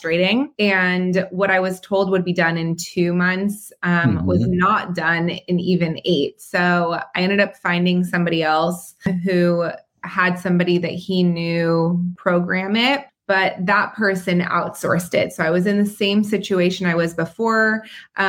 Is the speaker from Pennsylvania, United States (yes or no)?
no; Southern California, United States; also born or lived in Israel / North Carolina; I was born in Israel and moved to California when I was about 3 years old